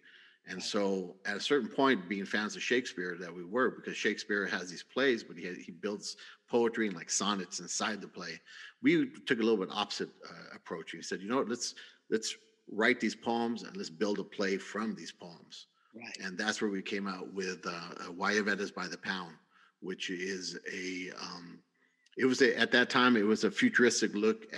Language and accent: English; San Bernardino, California, United States; since I was a Chicano from San Bernardino